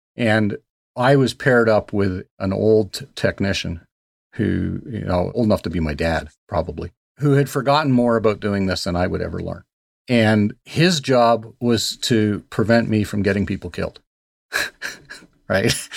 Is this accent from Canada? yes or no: yes; Canada; I'm a Canadian